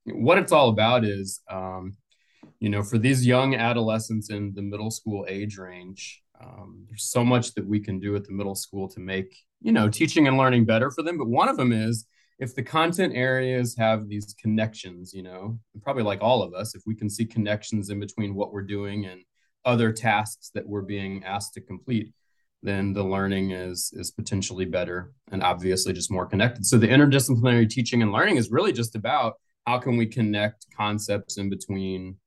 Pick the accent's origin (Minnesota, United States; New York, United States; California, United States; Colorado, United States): Colorado, United States; now in Atlanta, United States; That's where I'm from. I grew up in Colorado.